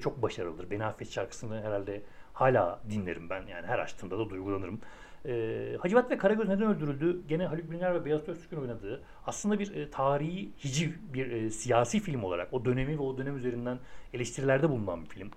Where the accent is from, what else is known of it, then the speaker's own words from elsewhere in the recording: Ankara, Turkey; biraz Ankara'nın varoş bölgesinde büyüdüm ben.